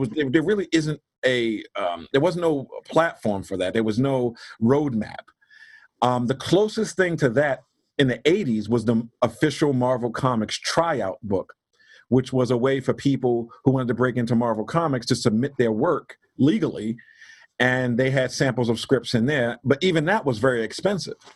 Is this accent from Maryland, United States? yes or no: yes; Baltimore, Maryland, United States; I'm from Baltimore, Maryland, originally born and raised there.